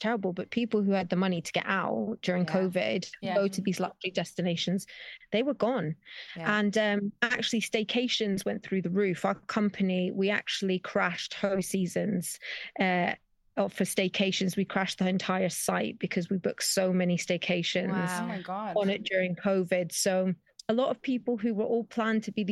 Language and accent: English; Spain; also born or lived in Scotland; I was born and raised in Spain, so I've always traveled back and forth between here and the UK as a kid